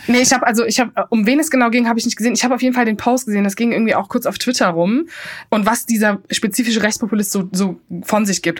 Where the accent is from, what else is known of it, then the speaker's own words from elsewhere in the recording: Cologne, North Rhine-Westphalia, Germany; ich als Kölnerin und mein kölsches Herz